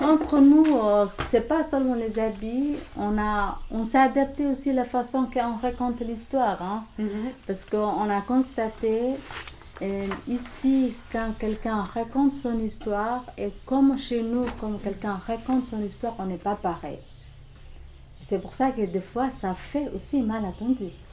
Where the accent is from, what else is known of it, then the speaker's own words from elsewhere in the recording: Somalia; French is a second language; moved away; Je viens de Somalie, corne de l'Afrique.